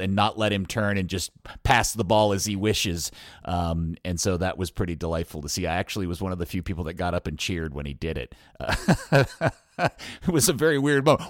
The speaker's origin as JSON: {"language": "English", "town": "Dallas", "region": "Texas", "country": "United States", "tie": "born or raised there", "said": "my town, my hometown club"}